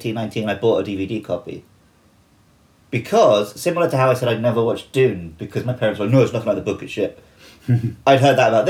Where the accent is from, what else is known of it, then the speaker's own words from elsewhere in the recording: Woking, South East England, United Kingdom; I was born in Woking, which is where H.G. Wells lived